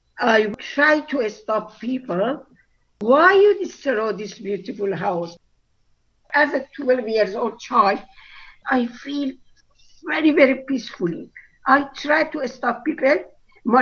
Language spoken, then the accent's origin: English; Jahrom, Fars, Iran; English is a second language; moved away as an adult; I born Baha'i family in Iran, the city called Jahrum, very fanatic.